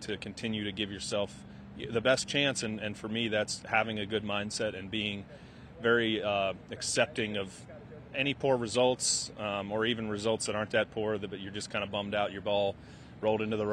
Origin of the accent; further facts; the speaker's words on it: Kansas City, Missouri, United States; I grew up in Kansas City